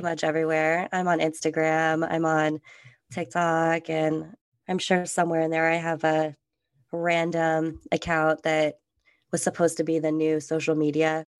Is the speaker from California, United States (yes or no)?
yes; California, United States; also born or lived in Germany; I'm from California